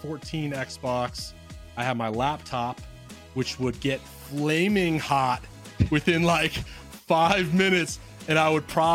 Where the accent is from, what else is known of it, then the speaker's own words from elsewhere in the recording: near Seattle, Washington, United States; I grew up near Seattle